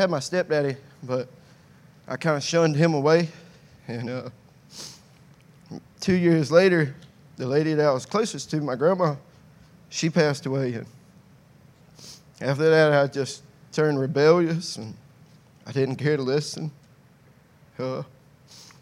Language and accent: English; Sylvania, United States; I grew up right here in Sylvania